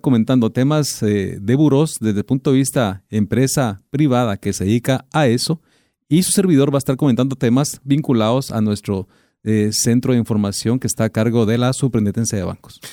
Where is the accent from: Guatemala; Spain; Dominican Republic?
Guatemala; somos guatemaltecos